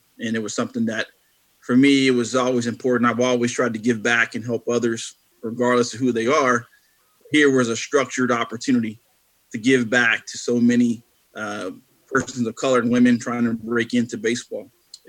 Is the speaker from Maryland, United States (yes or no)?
yes; Baltimore, Maryland, United States; as a kid growing up in Baltimore, going to Orioles games for the first time